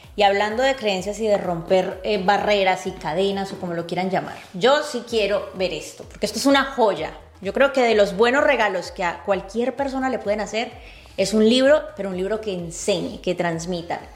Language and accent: Spanish; Cali, Valle del Cauca, Colombia; el Deportivo Cali, justo el, uno de los equipos de mi ciudad natal